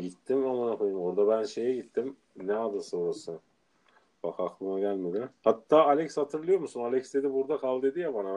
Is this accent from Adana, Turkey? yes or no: yes; Adana, Turkey; moved away as an adult; Adana'dan gelmişim. Sosyete ortamında yetişmişim